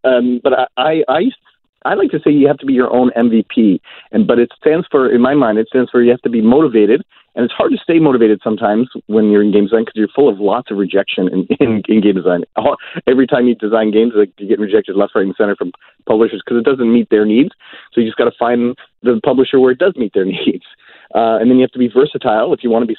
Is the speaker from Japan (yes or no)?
no; Ontario, Canada; moved away as an adult; now in British Columbia, Canada; I'm originally from Ontario